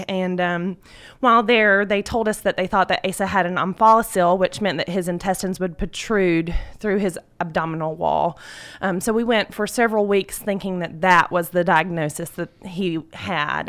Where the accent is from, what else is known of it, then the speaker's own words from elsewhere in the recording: Carroll County, Georgia, United States; I was born and raised in Carroll County